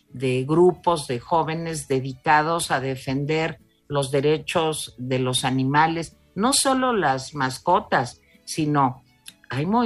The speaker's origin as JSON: {"language": "Spanish", "country": "Mexico", "said": "sí viva México pero viva México ese sentimiento de somos mexicanos tiene que ser también un impulso tiene que ser viva México y voy a trabajar por México"}